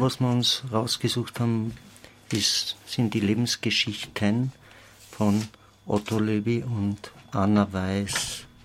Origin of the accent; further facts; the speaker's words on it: Austria; als Österreicher